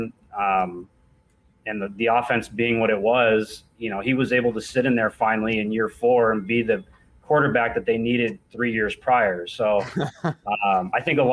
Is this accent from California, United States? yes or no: yes; near Orange County, California, United States; Orange County near where I grew up in California